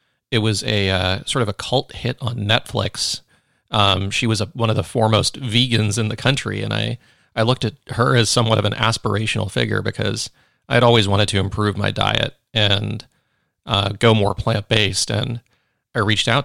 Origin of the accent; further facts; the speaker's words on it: Silicon Valley, California, United States; I grew up in the Silicon Valley